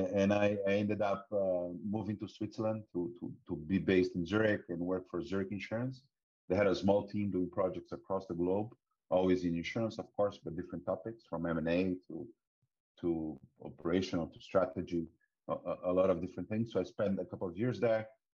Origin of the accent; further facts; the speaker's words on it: Brazil; As you can notice from my accent, I'm Brazilian. Although I've been most of my life abroad as well, I'm a computer engineer.